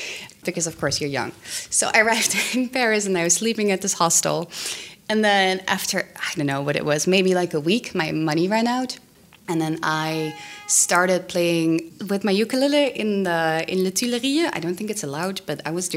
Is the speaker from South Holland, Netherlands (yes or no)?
yes; The Hague, South Holland, Netherlands; I grew up in The Hague.